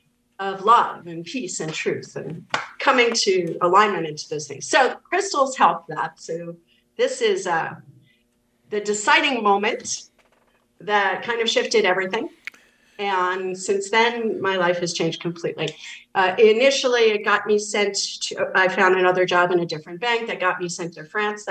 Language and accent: English; New York City, New York, United States; also born or lived in Kerry, Ireland (ancestry); I'm from the Bronx originally